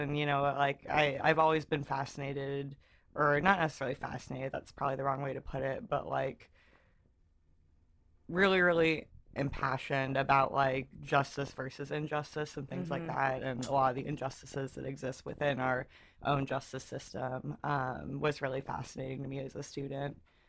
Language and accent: English; Texas, United States; I was raised in Texas.